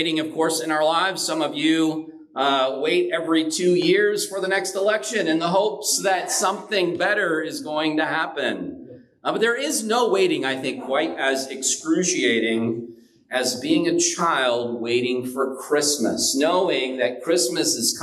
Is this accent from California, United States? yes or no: yes; San Bernardino, California, United States; I grew up relatively poor in San Bernardino